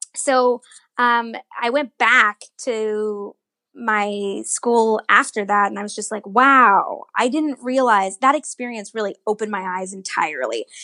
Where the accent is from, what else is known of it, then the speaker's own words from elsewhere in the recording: Northern Virginia, United States; I grew up in Virginia, Northern Virginia